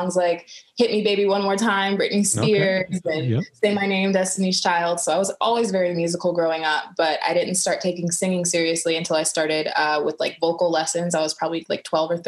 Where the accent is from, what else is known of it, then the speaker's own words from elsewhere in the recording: Orange County, California, United States; moved away as an adult; now in Los Angeles, United States; I grew up in Orange County.